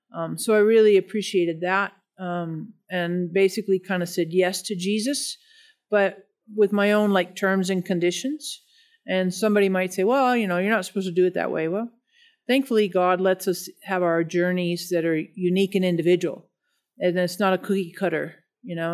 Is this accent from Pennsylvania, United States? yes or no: no; Denver, Colorado, United States; I'm from Denver, nor-, native Denver person, uh, born and raised